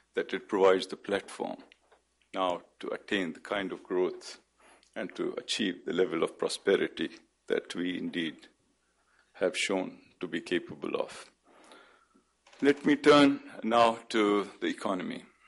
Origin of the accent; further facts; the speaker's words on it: Pakistan; as a Pakistani